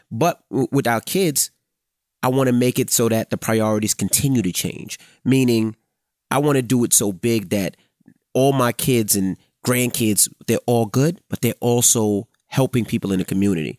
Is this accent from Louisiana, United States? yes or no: no; New York City, New York, United States; Growing up in Queens, there was a hundred D Js